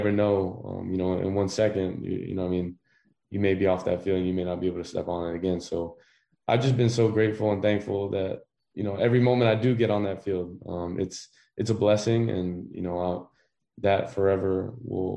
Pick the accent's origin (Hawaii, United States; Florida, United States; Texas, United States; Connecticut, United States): Hawaii, United States; growing up in Hawaii